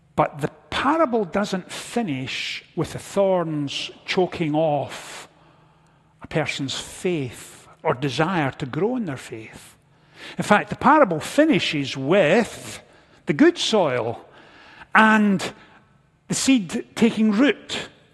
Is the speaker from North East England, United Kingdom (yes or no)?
no; Scotland, United Kingdom; moved away; growing up in Scotland, I was never far from a farming community